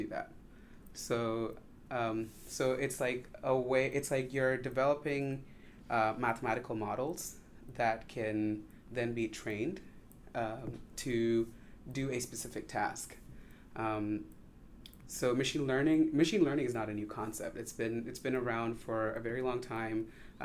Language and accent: English; Chennai, Tamil Nadu, India; moved away as an adult; now in United States; So I grew up in India. I was born in like a smaller town, but I grew up in Chennai